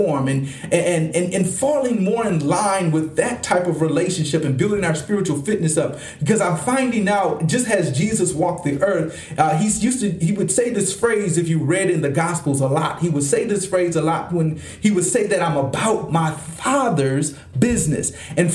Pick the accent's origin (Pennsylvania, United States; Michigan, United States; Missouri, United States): Michigan, United States; Flint; also born or lived in Detroit, Michigan; my hometown of Flint, Michigan